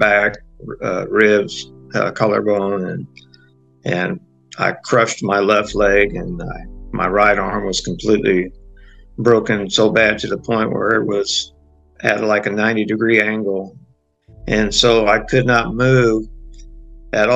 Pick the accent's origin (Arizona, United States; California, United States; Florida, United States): California, United States; San Diego; moved away as an adult; also born or lived in Branson, Missouri; Four children, four grandchildren of San Diego, where I'm from. I grew up in Southern California, so it was a chance for me to come on back home after my career was over